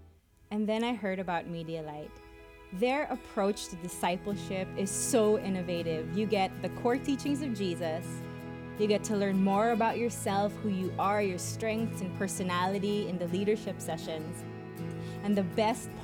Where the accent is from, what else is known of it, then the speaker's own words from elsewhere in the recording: Philippines; I'm from the Philippines.